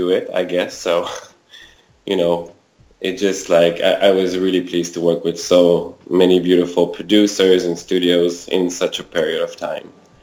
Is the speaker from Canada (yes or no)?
yes; Quebec City, Quebec, Canada; also born or lived in Rimouski, Quebec; now in Montreal, Canada; I was born in Rimouski, a small town in Quebec province in Canada. And I grew up in Quebec City, lived in Montreal for over 20 years now.